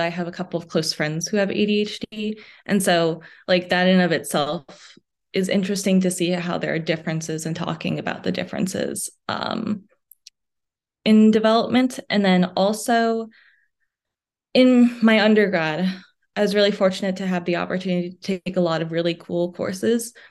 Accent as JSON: {"language": "English", "country": "United States", "tie": "born or raised there", "also_born_or_lived": "New York City, New York / New Jersey / Midwest", "said": "being originally from New York City and then moving to New Jersey. So, I say that I'm from the tri-state area."}